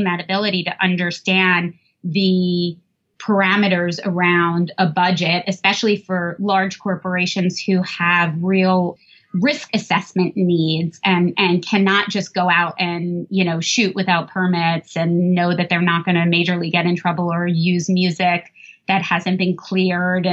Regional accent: New Jersey, United States; I grew up in New Jersey

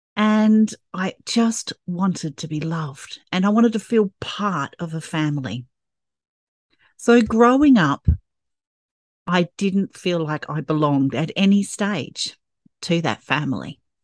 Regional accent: Perth, Western Australia, Australia; growing up in Perth, Western Australia, with a traditional family

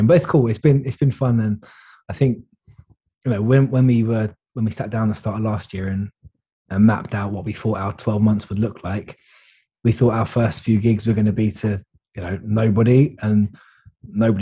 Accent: London, United Kingdom; now in Cheltenham, United Kingdom; So I live in Cheltenham, but I grew up in London

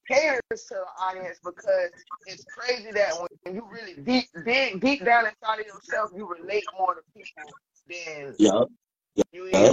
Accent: Palm Beach, Florida, United States; I grew up out there

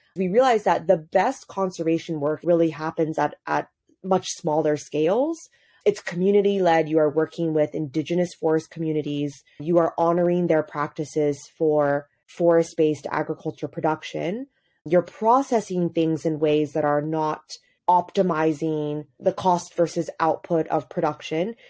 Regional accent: Hong Kong; moved away as an adult; also born or lived in United States; now in Addis Ababa, Ethiopia; I grew up in Hong Kong, pretty far removed from anything related to the continent

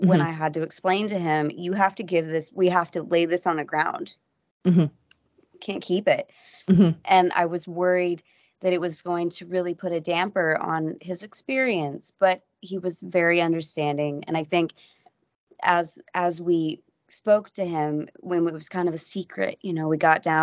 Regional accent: United States; I'm an American

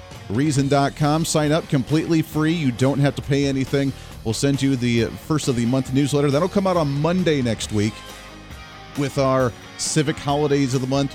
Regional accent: Toledo, Ohio, United States; I grew up near the Toledo, Ohio area

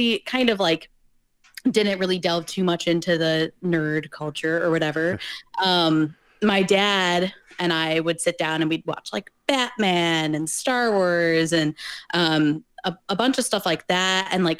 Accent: Michigan, United States; also born or lived in South Carolina / Ohio; I was born in South Carolina, and then we kind of moved around. And then we landed in Michigan about first or kindergarten, somewhere around there.

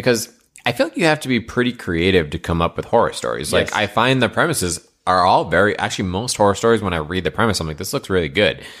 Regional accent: Northeast, United States; Yeah, I grew up in the Northeast, so lots of wooded areas.

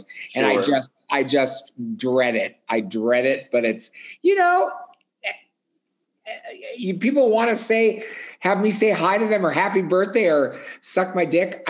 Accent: Hibbing, Minnesota, United States; now in Minneapolis, United States; I grew up in Hibbing, Minnesota.

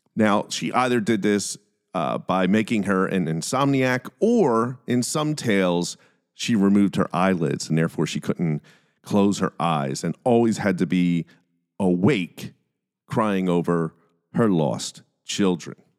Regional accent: Philadelphia, Pennsylvania, United States; I'm from Philadelphia

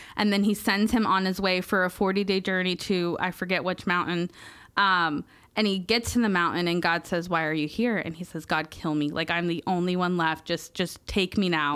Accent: Merritt Island, Florida, United States; moved away as an adult; Meriden Island's my hometown, um, and it was a really hard story, and I left at eighteen

